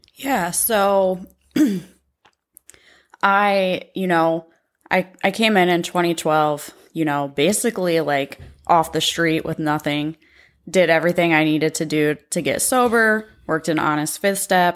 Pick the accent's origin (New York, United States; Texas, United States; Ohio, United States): Ohio, United States; Pickaway County; also born or lived in Columbus, Ohio; I grew up in Pickaway County